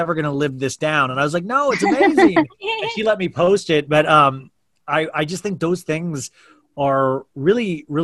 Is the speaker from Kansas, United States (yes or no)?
yes; Kansas, United States; I grew up in Kansas, which is like a small town in Kansas.